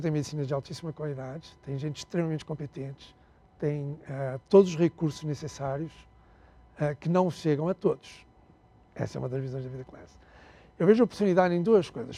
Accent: Angola; accent: Portuguese; moved away as an adult; also born or lived in Portugal / Rio de Janeiro, Brazil; now in Brazil; eu nasci em Portugal, está claro pelo sotaque, né? É, fui criado na África até, minha, até os 19 anos, até ter uma guerra civil em Angola

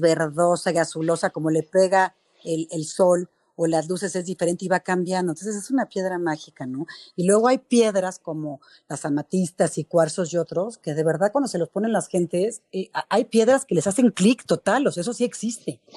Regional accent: Mexico; Somos mexicanos, somos trabajadores

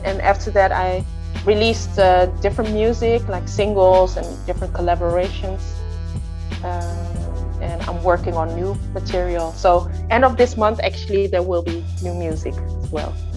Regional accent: north of Holland, northern Netherlands, Netherlands; I was born in Holland, in the north of Holland. And I grew up in a musical home

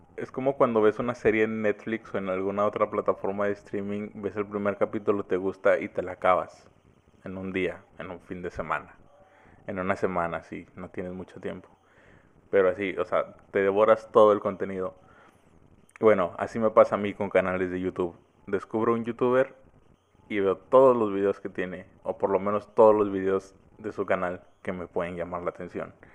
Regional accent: Mexico; soy mexicano

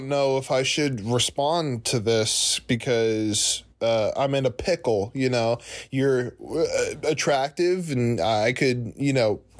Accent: New Jersey, United States; I'm from New Jersey

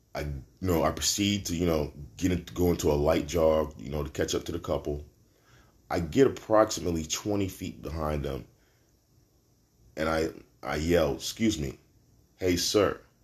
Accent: New York City, New York, United States; I'm from Brooklyn. I'm a New Yorker, man

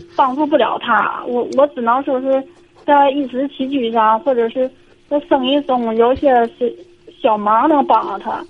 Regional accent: Liaoning, China; 我是辽宁的

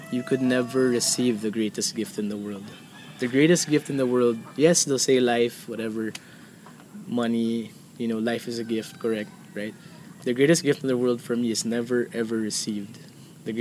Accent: Philippines

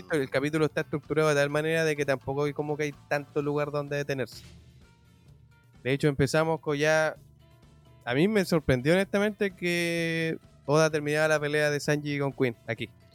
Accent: Chile; somos chilenos

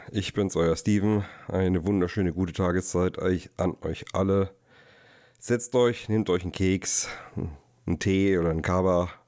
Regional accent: south, Austria; aus Österreich. Wir sind ganz aus dem Süden sogar.

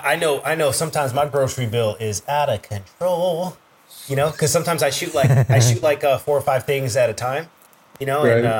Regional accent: Northern Virginia, United States; moved away; also born or lived in Sterling, Virginia / West Springfield, Virginia / Alexandria, Virginia / Washington, District of Columbia, United States; I grew up in Nova, man. So I grew up in, you'll probably know it, but I jumped around all Northern Virginia.

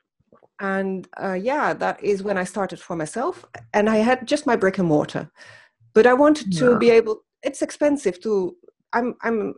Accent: Netherlands; moved away as an adult; now in Germany; I'm from the Netherlands

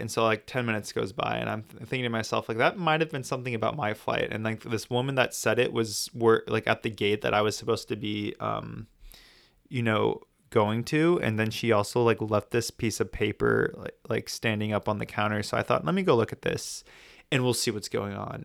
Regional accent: United States; I'm American

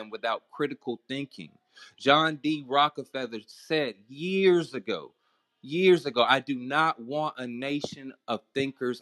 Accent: the South, United States; I'm from the South

